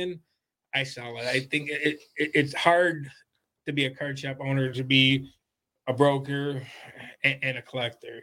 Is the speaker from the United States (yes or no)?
yes; Monroe, United States; born and raised in Monroe my whole life, 52